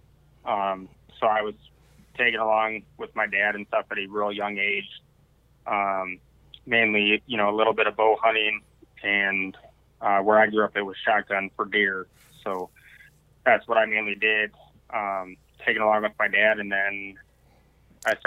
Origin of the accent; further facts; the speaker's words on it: Wisconsin, United States; moved away as an adult; now in Arizona, United States; I originally grew up in Wisconsin, same as Kyle here did.